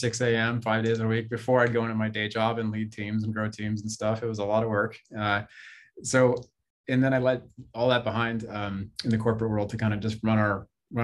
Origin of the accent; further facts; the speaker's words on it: Bay Area, California, United States; I grew up in the Bay Area, California. It's where I am right now